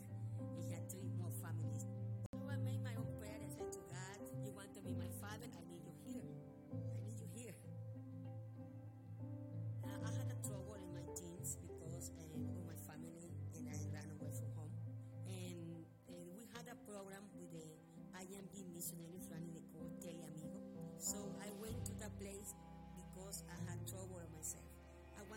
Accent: Ecuador; English is a second language; moved away as an adult; also born or lived in India

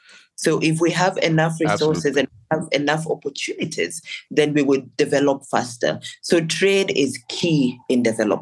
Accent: Kenya; also born or lived in Lakes State, South Sudan; now in South Sudan; I was born and raised in Kenya

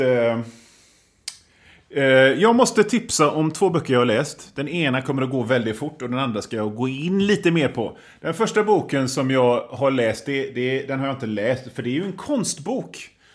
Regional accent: Gothenburg, Västra Götaland, Sweden; Som göteborgare så gottar man ju sig i det

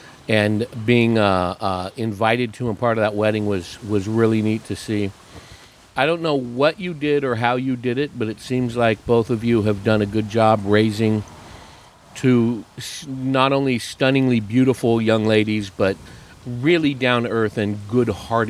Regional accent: East Bay, California, United States; moved away; I was growing up in the East Bay, when we were kids in the 70s and 80s

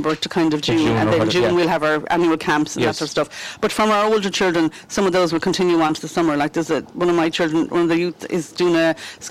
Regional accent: Galway, Connacht, Ireland; moved away as an adult; now in Tulla, Ireland; I suppose I'm from Galway originally, so I'm one of those blow-ins. But I'm here nearly 20 years now.

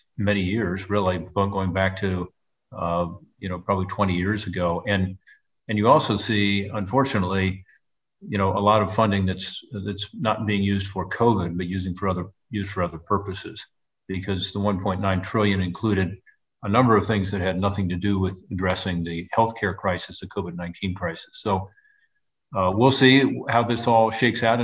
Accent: Ohio, United States; Ohio, my home state

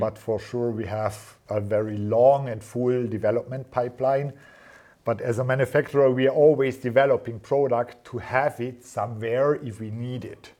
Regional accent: near Schruns, Vorarlberg, Austria; we moved to Schruns, yeah, mm-hmm. because it's close to my hometown

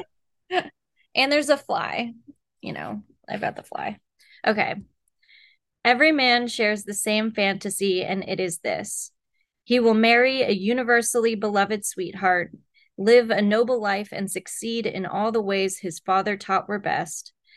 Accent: Texas, United States; moved away; I grew up in Texas

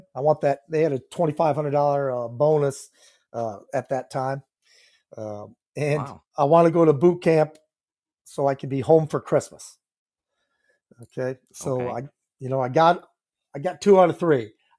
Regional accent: Independence, Iowa, United States; I'm from Independence, Iowa. That's in Northeast Iowa, and I grew up on a farm, beef, and then later on a dairy operation.

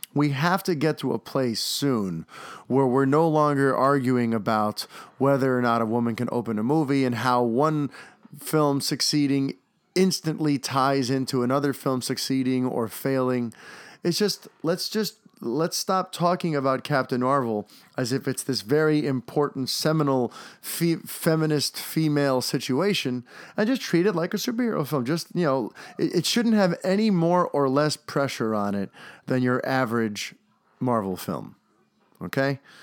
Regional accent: New York, United States; an actor growing up in New York

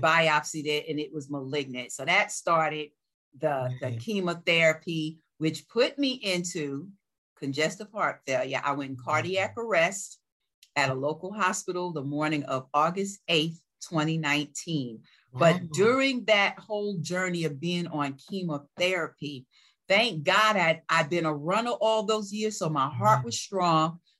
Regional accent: New York, United States; growing up in New York

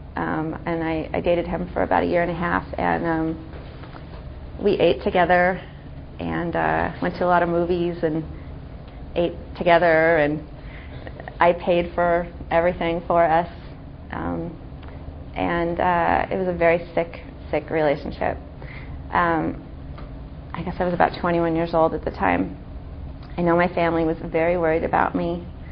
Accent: Santa Monica, California, United States; I grew up in Los Angeles. I grew up in Santa Monica

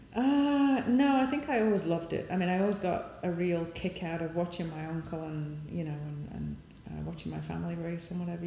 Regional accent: Sheffield, Yorkshire and the Humber, United Kingdom; moved away as an adult; now in United States; I came from Sheffield

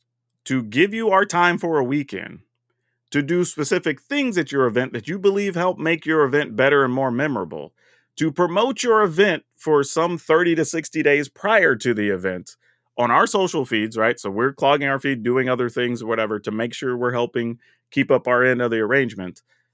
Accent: Texas, United States; You know, being formerly Texan, that's fine.

